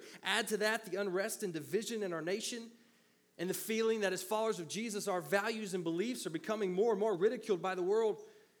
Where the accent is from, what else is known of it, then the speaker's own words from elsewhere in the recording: the South, United States; Or as we said, where I grew up in the South, the Southern version is, what you don't know won't hurt you.